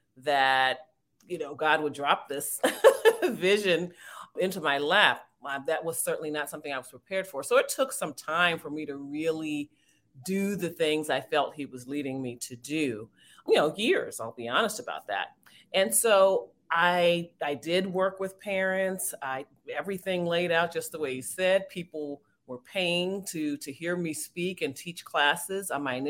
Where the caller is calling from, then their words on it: Washington, District of Columbia, United States; I'm joining you from the Washington, D.C. area.